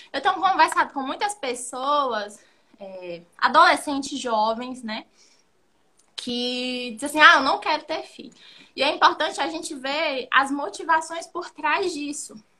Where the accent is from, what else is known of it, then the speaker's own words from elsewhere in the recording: Brazil; moved away as an adult; now in Cape Verde; nós somos brasileiros, a nossa essência é brasileira, o nosso jeito é brasileiro